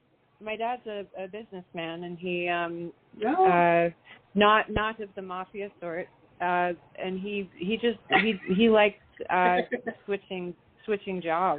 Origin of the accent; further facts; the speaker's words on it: San Francisco, California, United States; born there; also born or lived in England / Bay Area / Canada; I was born in San Francisco, and we moved a lot. We moved to England for about 5 years and then back to the Bay Area.